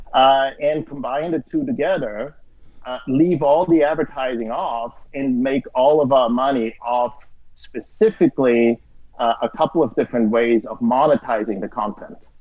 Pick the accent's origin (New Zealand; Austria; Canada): Austria; moved away; I'm originally from Austria